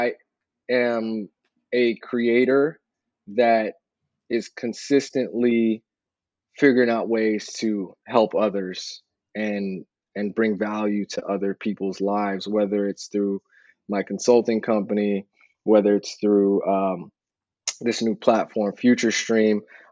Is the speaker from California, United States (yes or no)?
yes; San Francisco, California, United States; moved away as an adult; now in Los Angeles, United States; I'm from San Francisco and the Bay Area